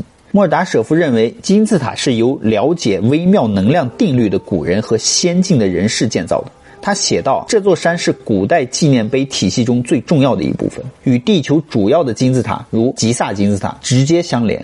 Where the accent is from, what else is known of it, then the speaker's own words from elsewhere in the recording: China; 我们中国人所称为的龙脉